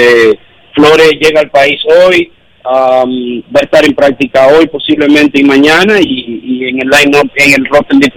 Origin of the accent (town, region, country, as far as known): Dominican Republic